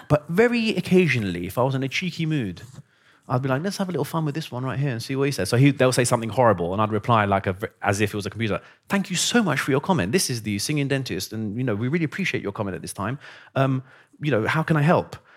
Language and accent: English; London, United Kingdom; also born or lived in Iran / Basingstoke; I'm from London